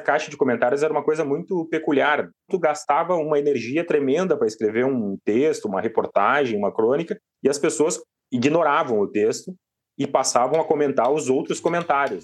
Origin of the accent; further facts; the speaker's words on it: Porto Alegre, Rio Grande do Sul, Brazil; moved away as an adult; now in Criciúma, Brazil; Eu sou de Porto Alegre, mas eu moro em Criciúma há sete anos